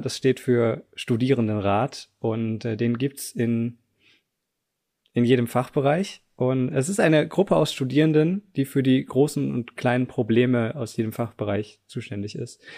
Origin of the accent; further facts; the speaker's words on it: Southern Germany, Germany; moved away as an adult; also born or lived in Tübingen / Munich; now in Potsdam, Germany; ich komme eigentlich auch aus Süddeutschland